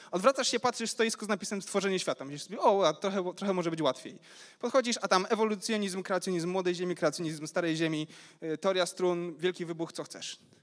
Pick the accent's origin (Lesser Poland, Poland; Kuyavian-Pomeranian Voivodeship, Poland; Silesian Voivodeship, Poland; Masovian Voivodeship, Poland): Silesian Voivodeship, Poland; Ruda Śląska; Pochodzę z Rudy Śląskiej